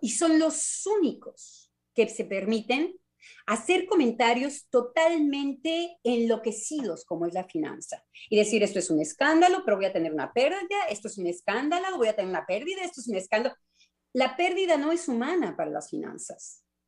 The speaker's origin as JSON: {"language": "Spanish", "country": "Mexico", "moved": "yes", "lives_now": "France", "said": "como buena mexicana"}